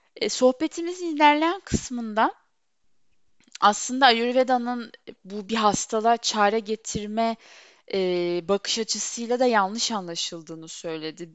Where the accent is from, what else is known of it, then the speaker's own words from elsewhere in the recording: Turkey; Böyle topraklarda doğdum, büyüdüm